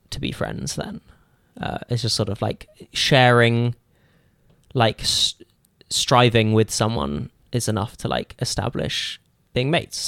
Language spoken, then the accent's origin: English; Cambridge, East of England, United Kingdom; moved away as an adult; now in Burnaby, Canada; I moved from Cambridge where I'd lived my entire life.